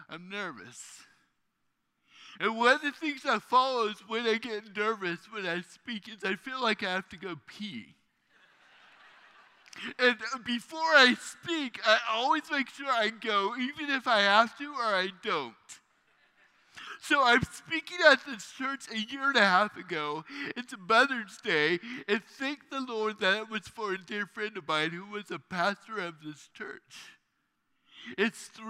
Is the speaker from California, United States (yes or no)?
yes; Fairfield, California, United States; now in Phoenix, United States; I grew up in Fairfield, right down there, 80, the home of the Jelly Belly Factory.